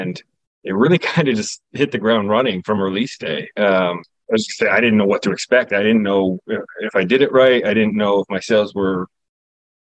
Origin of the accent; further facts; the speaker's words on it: Newport, New Hampshire, United States; Newport is actually my hometown growing up. So it's a real town in New Hampshire